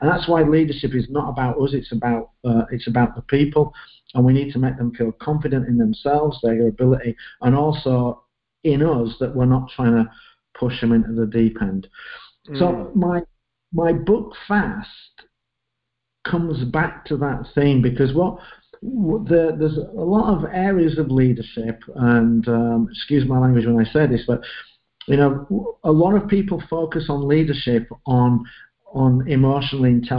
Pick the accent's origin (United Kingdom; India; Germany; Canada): United Kingdom; England; I'm looking and I'm English, and I look at writing and I'm thinking, Dickens, Chaucer, Shakespeare, how the hell can I write?